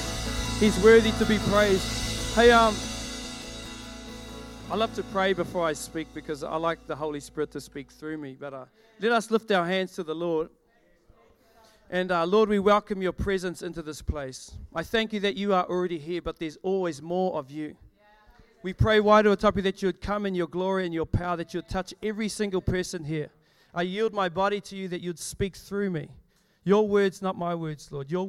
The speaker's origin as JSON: {"language": "English", "area": "Ngāti Whātua Te Uri o Hau", "region": "Northland", "country": "New Zealand", "said": "I come from Ngāti Whātua Te Uriahau, which is the next tribe down. We start from Auckland"}